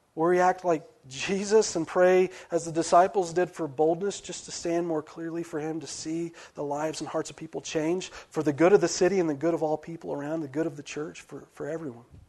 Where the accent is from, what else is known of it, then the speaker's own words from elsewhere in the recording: West Virginia, United States; I'm from West Virginia